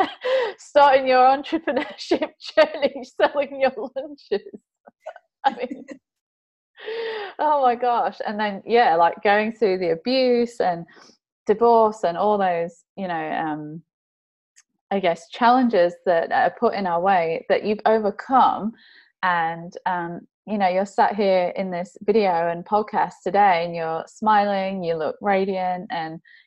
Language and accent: English; England, United Kingdom; now in Sydney, Australia; I grew up in England and then came to Australia